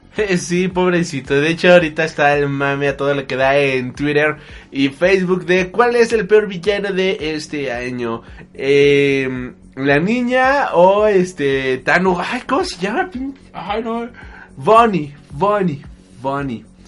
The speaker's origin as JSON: {"language": "Spanish", "country": "Mexico", "said": "Somos de México"}